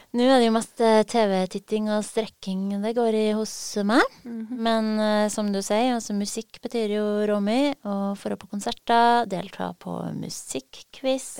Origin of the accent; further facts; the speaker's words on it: Trøndelag, Norway; man som trønder